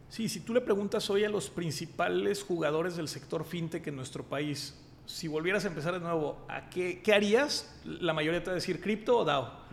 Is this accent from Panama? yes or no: no; Mexico